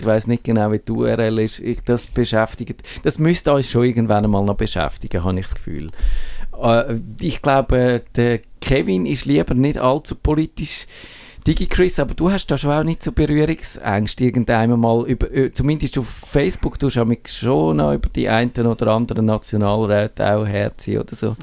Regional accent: Switzerland; wir Schweizer

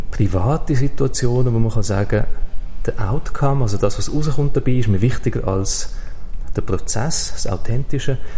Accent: Switzerland; AstroTurf ist ein Begriff, den wir bei uns in der Schweiz in Europa nicht so kennen.

